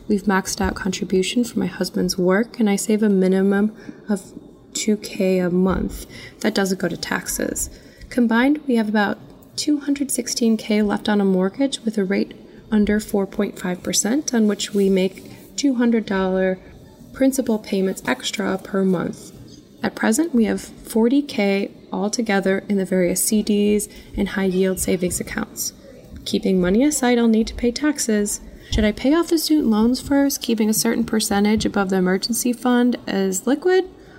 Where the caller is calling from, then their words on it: Crystal Lake, Illinois, United States; I'm … from Crystal Lake, a suburb of Chicago.